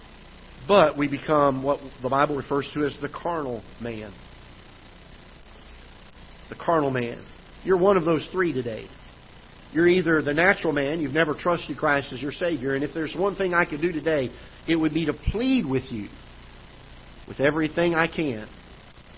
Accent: South Florida, United States; now in Festus, United States; I'm from South Florida originally

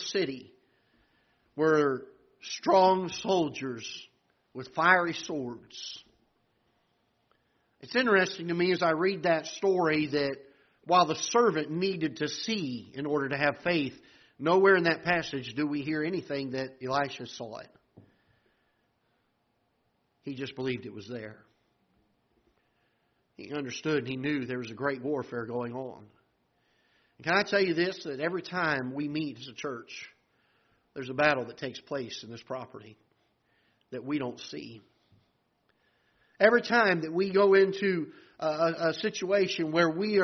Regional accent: South Florida, United States; now in Festus, United States; I'm from South Florida

